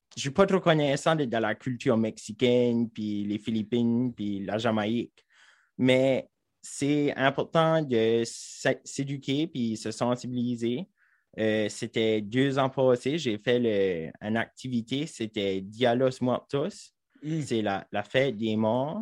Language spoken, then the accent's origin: French; Saint-André-LeBlanc, New Brunswick, Canada; j'ai grandi à Saint-André-le-Blanc, juste en haut.